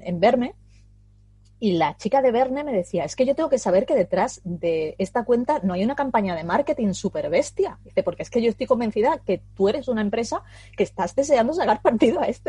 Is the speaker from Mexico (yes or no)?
no; Huelva, Andalusia, Spain; aquí en la costa de Huelva, porque yo soy de Huelva